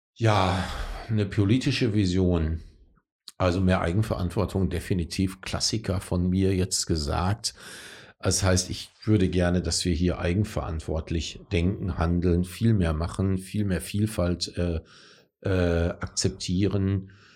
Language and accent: German; North Rhine-Westphalia, Germany; ich bin in Nordrhein-Westfalen groß geworden